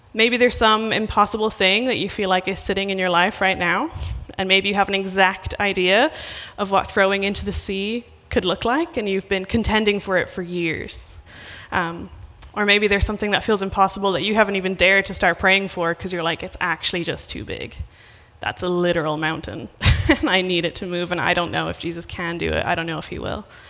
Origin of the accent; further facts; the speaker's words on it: Ireland; moved away; I'm from Ireland